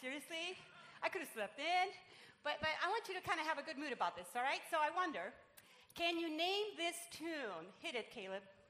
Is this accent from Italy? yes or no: no; Puerto Rico; English is a second language; now in Irvine, United States; I'm Puerto Rican